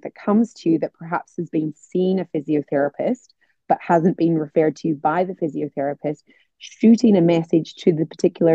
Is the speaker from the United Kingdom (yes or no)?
yes; Northern Ireland, United Kingdom; I'm from Northern Ireland